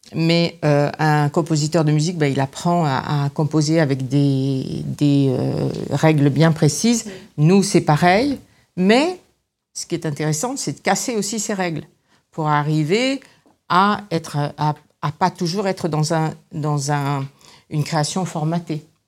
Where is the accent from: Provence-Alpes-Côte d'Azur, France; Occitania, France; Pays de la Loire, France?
Provence-Alpes-Côte d'Azur, France; Grasse; moved away; also born or lived in Paris; je suis née à Grasse, donc j'avais un peu d'aide de, d'aide autour de moi et de gens qui étaient dans ce métier